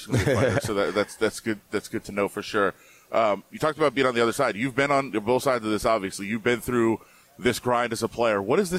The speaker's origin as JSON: {"language": "English", "town": "Las Vegas", "region": "Nevada", "country": "United States", "said": "We're from Vegas."}